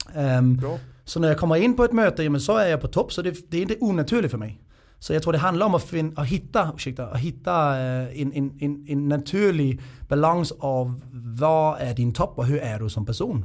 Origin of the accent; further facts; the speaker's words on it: Denmark; now in Sweden; Det ska man inte göra som dansk. Och det var ju ganska grova skämt vi hade i Danmark.